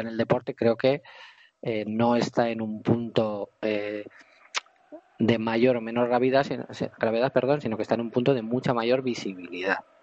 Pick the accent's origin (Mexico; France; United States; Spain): Spain; Vitoria-Gasteiz, Basque Country; nosotros somos de Vitoria